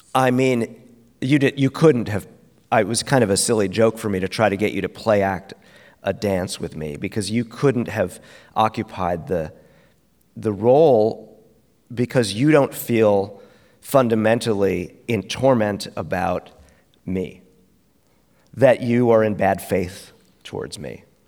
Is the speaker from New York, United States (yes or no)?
yes; New York City, New York, United States; we're from Brooklyn